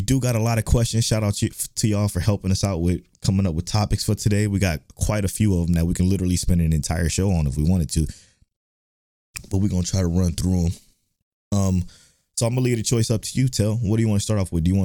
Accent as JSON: {"language": "English", "town": "Cleveland", "region": "Ohio", "country": "United States", "tie": "born or raised there", "moved": "as an adult", "lives_now": "Houston, United States", "said": "I was born in Cleveland, Ohio. I'm from Cleveland, Ohio"}